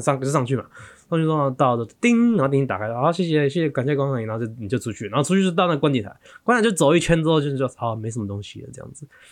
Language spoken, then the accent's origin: Chinese; Taiwan; 我们台湾人